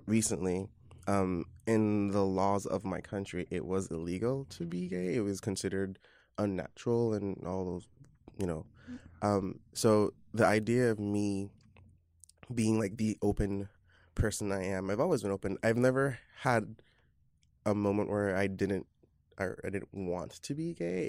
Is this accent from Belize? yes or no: yes; Belize; moved away as an adult; now in New York, United States; I'm from Belize in Central America, and I've been living in New York off and on